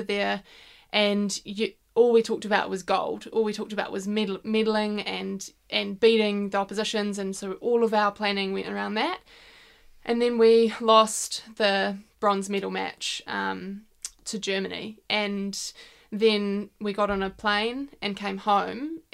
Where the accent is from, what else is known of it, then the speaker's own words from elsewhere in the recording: Whangarei, Northland, New Zealand; growing up in Whangarei